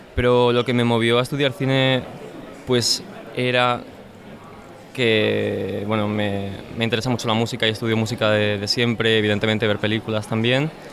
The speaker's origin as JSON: {"language": "Spanish", "country": "Spain", "said": "como españoles"}